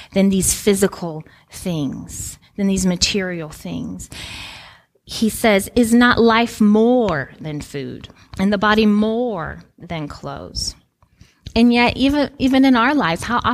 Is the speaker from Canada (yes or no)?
no; Guinea; moved away; I grew up in Guinea, West Africa, in extreme poverty